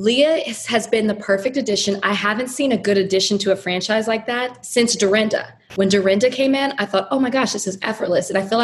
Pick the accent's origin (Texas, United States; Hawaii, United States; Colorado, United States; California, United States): Texas, United States; Dallas; now in Miami, United States; Like, I'm from Dallas, and I'm disappointed.